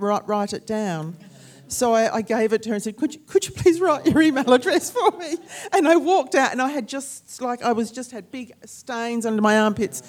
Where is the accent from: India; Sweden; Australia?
Australia; I mean, you're all here because we're Australian authors